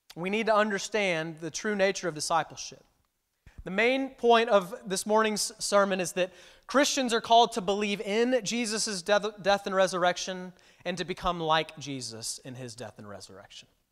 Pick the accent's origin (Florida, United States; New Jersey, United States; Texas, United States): Texas, United States; Houston; moved away as an adult; I'm actually originally from Texas, uh, from the Houston area. Um, and I was born and raised there